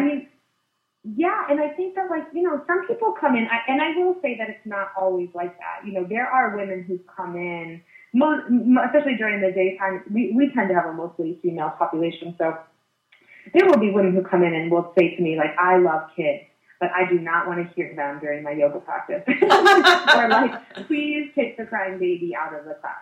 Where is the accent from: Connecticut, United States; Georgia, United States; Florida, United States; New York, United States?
Connecticut, United States; also born or lived in Illinois; I um, had a really tough transition uh, when we we moved from Illinois to Connecticut in third grade